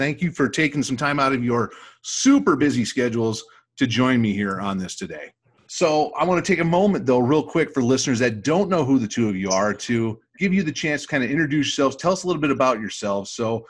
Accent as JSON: {"language": "English", "region": "Michigan", "country": "United States", "moved": "yes", "lives_now": "Nevada, United States", "said": "I'm originally from Michigan"}